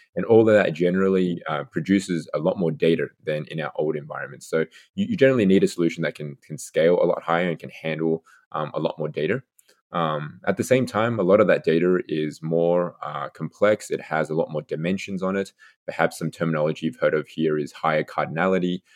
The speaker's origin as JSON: {"language": "English", "country": "Australia", "also_born_or_lived": "Seattle / Redmond", "moved": "as an adult", "lives_now": "United States", "said": "I'm originally from Australia, so university, uh, back there."}